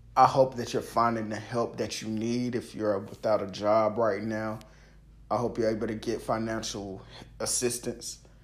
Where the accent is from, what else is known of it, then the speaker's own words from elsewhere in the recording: the South, United States; I'm from the South